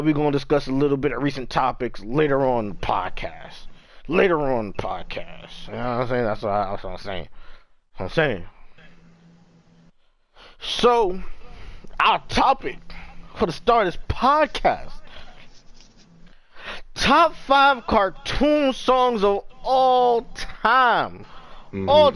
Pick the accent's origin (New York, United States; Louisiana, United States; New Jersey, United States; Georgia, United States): New York, United States; I'm from New York